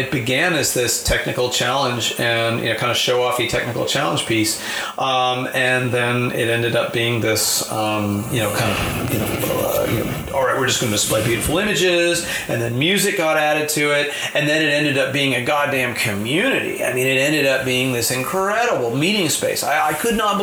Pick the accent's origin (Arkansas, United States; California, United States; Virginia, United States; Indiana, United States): California, United States; Marin; I grew up in Marin